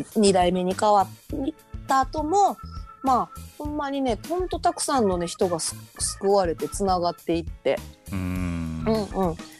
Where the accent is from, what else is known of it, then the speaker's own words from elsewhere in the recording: Iga, Mie, Japan; moved away; also born or lived in Kyoto; 三重県の伊賀市というところ出身なんですが